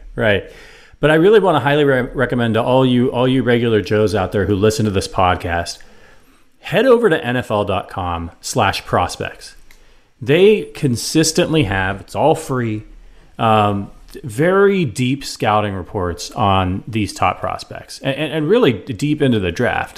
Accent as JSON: {"language": "English", "town": "Cleveland", "region": "Ohio", "country": "United States", "tie": "born or raised there", "said": "near my hometown in Cleveland, Ohio."}